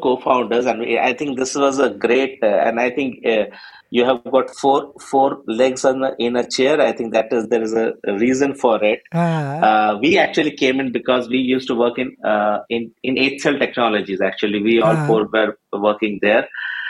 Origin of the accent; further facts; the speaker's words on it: Madhya Pradesh, India; also born or lived in Ranchi / Calcutta / Chhattisgarh; I was born in Ranchi, but I grew largely between Calcutta, very, very few years, and then I had most of my schooling in Madhya Pradesh and Chhattisgarh, not in very big cities